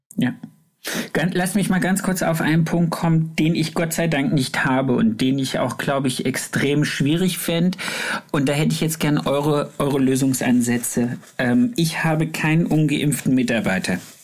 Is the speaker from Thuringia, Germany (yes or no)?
yes; area near Erfurt, Thuringia, Germany; Da, wo ich herkomme, also ich musste einmal im Jahr nach Erfurt in, ins, äh, ins überbetriebliche Lehrzentrum